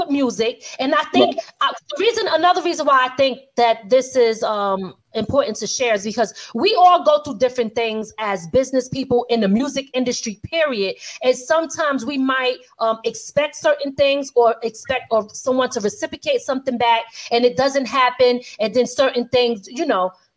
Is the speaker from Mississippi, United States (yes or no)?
no; Philadelphia, Pennsylvania, United States; I'm originally from West Philly